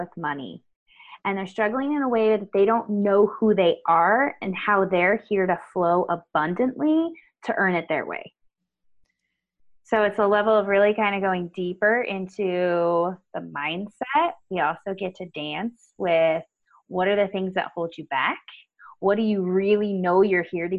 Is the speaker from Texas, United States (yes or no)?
no; Winters, California, United States; moved away as an adult; now in Reno, United States; I grew up in Northern California. I grew up in a little town called Winters